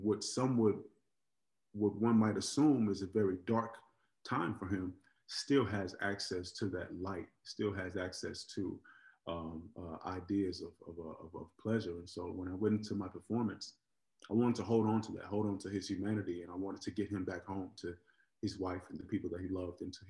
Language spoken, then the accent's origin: English; Oakland, California, United States; I grew up in Oakland, California